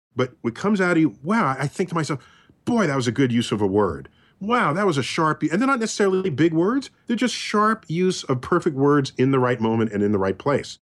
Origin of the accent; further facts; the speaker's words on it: New York, United States; I'm a New Yorker